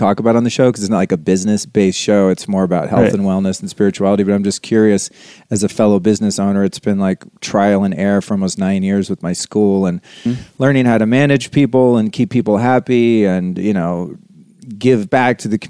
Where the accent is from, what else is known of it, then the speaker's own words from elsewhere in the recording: Sonoma County, Northern California, United States; I grew up in Northern California, in Sonoma County